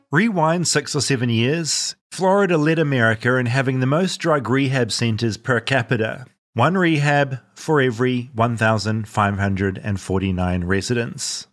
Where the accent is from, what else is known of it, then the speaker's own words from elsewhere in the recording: New Zealand; moved away; my New Zealand roots